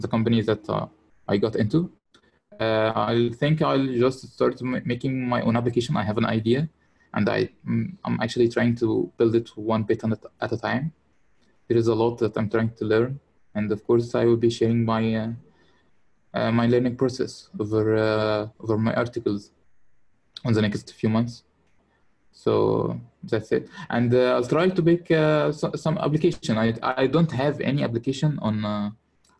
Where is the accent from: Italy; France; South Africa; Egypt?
Egypt; Kafr el-Sheikh, Kafr El Sheikh Governorate; I'm from Kafr el Sheikh. It is a small town here in Egypt